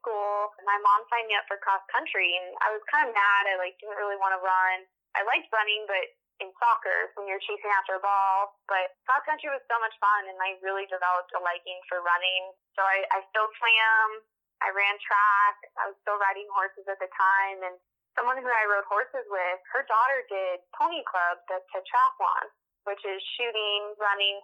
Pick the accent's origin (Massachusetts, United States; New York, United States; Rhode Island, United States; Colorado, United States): Colorado, United States; Littleton; I grew up in Colorado, in Littleton, Colorado